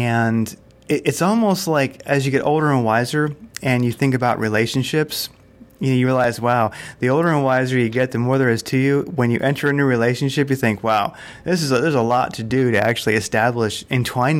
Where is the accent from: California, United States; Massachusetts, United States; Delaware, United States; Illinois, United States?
Delaware, United States; moved away as an adult; also born or lived in Seattle area, Washington; now in Arizona, United States; I grew up in the East Coast, and that was in Delaware, and it was right there in the Delaware PA border.